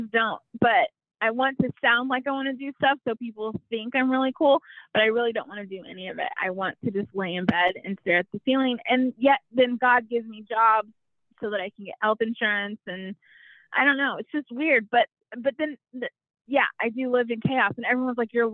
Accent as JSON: {"language": "English", "region": "Texas", "country": "United States", "said": "there's no explaining the culture that is Texas to someone who wasn't born and raised here"}